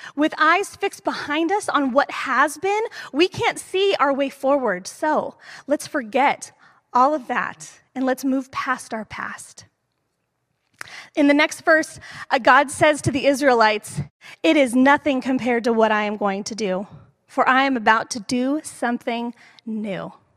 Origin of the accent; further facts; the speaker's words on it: East Bay, California, United States; moved away as an adult; now in San Jose, United States; Growing up in the East Bay